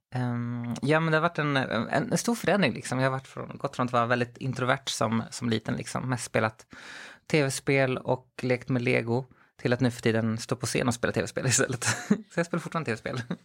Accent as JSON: {"language": "Swedish", "town": "Skogås", "region": "Stockholm County", "country": "Sweden", "tie": "born or raised there", "also_born_or_lived": "Växjö / Chile", "said": "Jag växte upp i, i södra Stockholm, i Skogås framförallt. Eller jag är född i Växjö, men sen flyttade vi upp till, till Stockholm, hela familjen"}